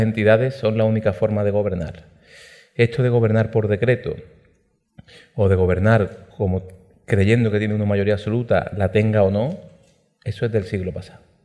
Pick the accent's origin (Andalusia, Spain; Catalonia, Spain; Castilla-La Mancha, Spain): Andalusia, Spain; Málaga province; Málaga, en mi provincia